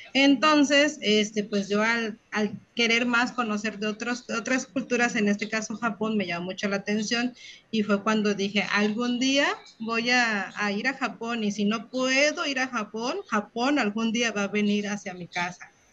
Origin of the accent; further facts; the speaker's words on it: Acapulco, Guerrero, Mexico; Yo soy de Acapulco Guerrero